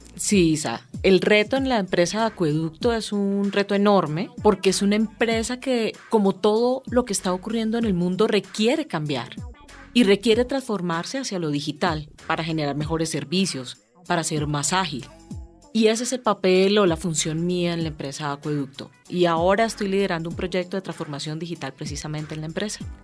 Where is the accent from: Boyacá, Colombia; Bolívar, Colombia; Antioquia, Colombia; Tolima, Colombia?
Tolima, Colombia; Ibagué; now in Bogotá, Colombia; yo ya llevo como 40 años en Bogotá, pero yo nací en Ibagué